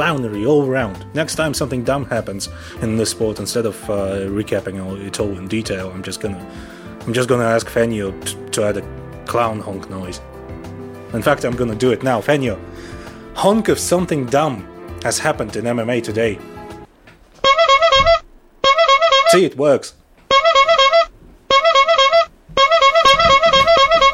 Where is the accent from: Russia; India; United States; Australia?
Russia; I'm from Russia.